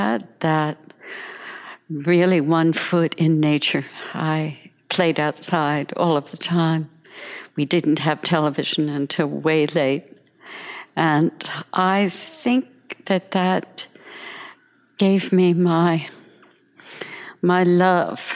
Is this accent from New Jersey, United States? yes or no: yes; New Jersey, United States; moved away; I grew up in New Jersey in a very sort of lower class family